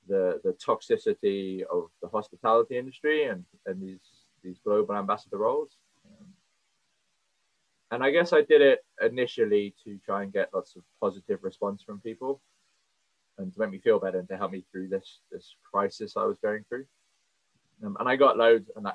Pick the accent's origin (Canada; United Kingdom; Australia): United Kingdom; Cornwall, South West England; I've always worked in hospitality my whole life, growing up in Cornwall